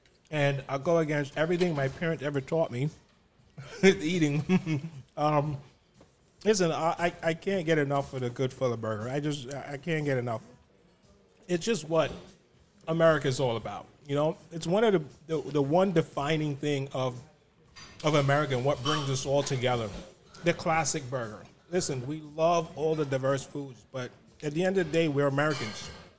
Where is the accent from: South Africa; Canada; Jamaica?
Jamaica; or a Jamaican spot, cause since I'm Jamaican.